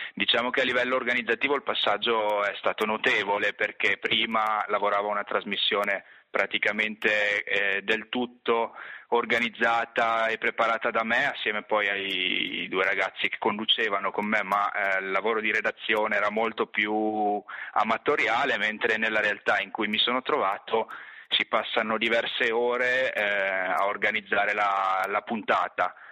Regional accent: Trento, Trentino-Alto Adige, Italy; moved away as an adult; io avevo studiato a Trento, nella mia città d'origine, non ero quindi mai uscito per lunghi periodi dalla realtà locale

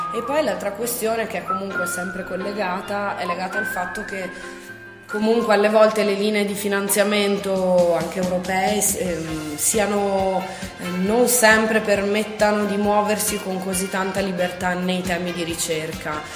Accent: Trento, Trentino-Alto Adige, Italy; also born or lived in Dresden, Germany; cresciuta qui a Trento, ho frequentato le scuole

